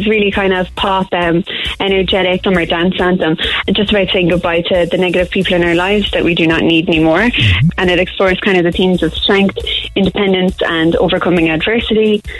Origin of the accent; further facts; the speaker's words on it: Cork, Munster, Ireland; From Montanati.